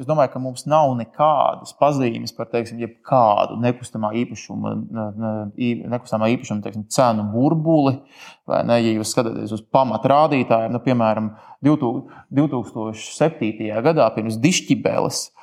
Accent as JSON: {"language": "Latvian", "country": "Latvia", "said": "mēs ar tevi arī esam latvieši."}